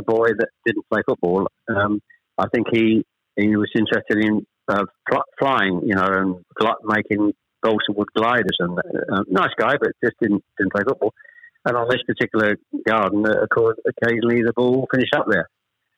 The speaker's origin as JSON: {"language": "English", "town": "Chelmsford", "region": "East of England", "country": "United Kingdom", "tie": "born or raised there", "also_born_or_lived": "Ashton-under-Lyne, England"}